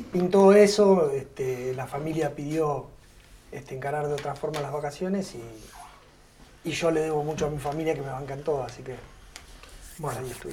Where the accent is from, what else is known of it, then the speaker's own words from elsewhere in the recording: Punta Alta, Buenos Aires Province, Argentina; moved away as an adult; now in Bahía Blanca, Argentina; nací en Punta Alta